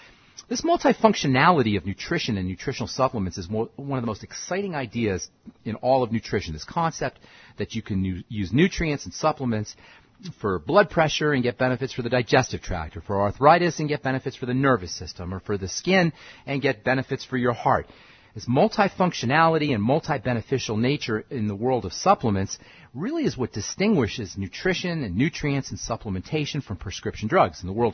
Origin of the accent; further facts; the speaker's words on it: Boulder, Colorado, United States; I'm a pharmacist from Boulder, Colorado.